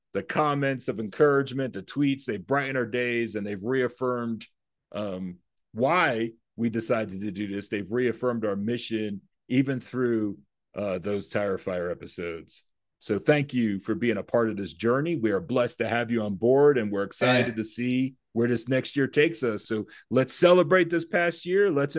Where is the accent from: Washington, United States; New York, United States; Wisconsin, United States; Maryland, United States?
New York, United States; the New York area, United States; growing up in the New York area